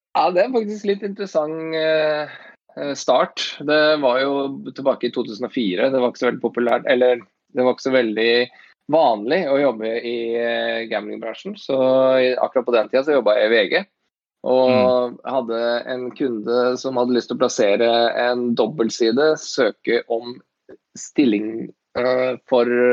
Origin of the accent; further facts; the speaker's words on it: Åsgårdstrand, Vestfold, Norway; also born or lived in Tønsberg / United States; Jeg er en fyr i 40-åra fra Tønsberg. Født og oppvokst i Åsgårdstrand